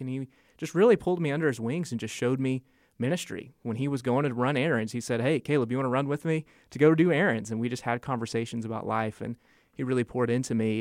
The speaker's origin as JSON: {"language": "English", "town": "Asheville", "region": "North Carolina", "country": "United States", "tie": "born or raised there", "said": "from Asheville, grew up in Asheville"}